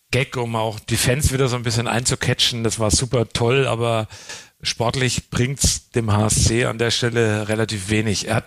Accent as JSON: {"language": "German", "town": "Coburg", "region": "Bavaria", "country": "Germany", "said": "Ich bin aus Coburg. Ähm, und äh, der Coburger an sich hat ja nicht wirklich den, den einen Dialekt."}